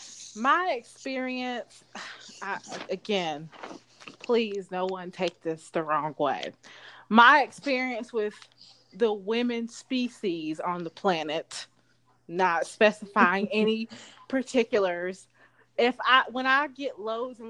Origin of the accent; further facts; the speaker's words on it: Charlotte, North Carolina, United States; I grew up in Charlotte